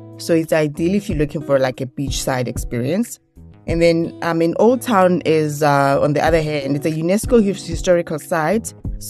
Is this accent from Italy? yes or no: no; South Africa; accent: South African; Before that, I was saying Lamu in, you know, in my South African accent.